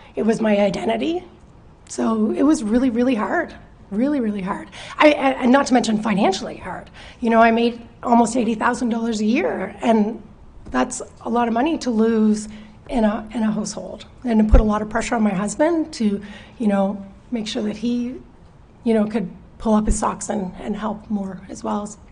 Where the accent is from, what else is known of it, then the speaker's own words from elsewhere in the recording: Chester, Nova Scotia, Canada; I grew up in Chester, but um, moved away for a few years